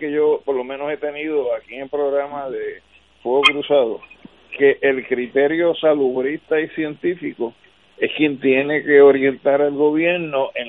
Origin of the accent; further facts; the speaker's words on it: Puerto Rico; para nosotros como ciudadanos y como puertorriqueños